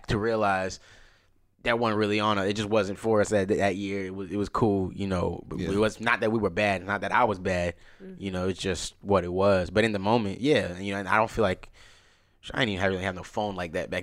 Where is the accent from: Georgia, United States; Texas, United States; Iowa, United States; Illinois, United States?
Georgia, United States; DeKalb County; we come from DeKalb County